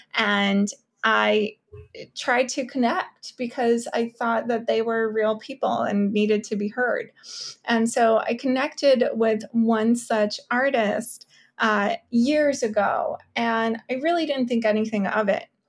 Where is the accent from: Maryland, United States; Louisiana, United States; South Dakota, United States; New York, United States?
New York, United States; New York City; also born or lived in Kyiv, Ukraine; I moved to Brooklyn, New York, to South Brooklyn from Kiev, Ukraine when I was 6 years old